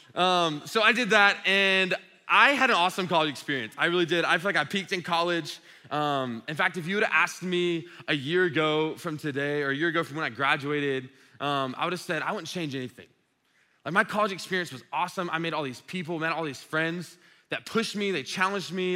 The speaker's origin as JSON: {"language": "English", "town": "Dublin", "region": "Georgia", "country": "United States", "tie": "born or raised there", "said": "I grew up in Dublin"}